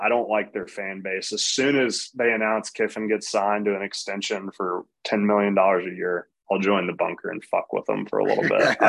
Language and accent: English; Montgomery, Alabama, United States; But I grew up in Montgomery, Alabama.